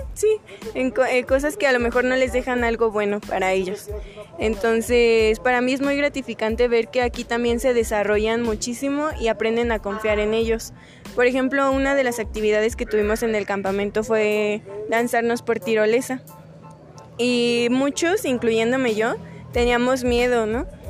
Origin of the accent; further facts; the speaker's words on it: Dolores Hidalgo, Guanajuato, Mexico; yo soy de aquí de Dolores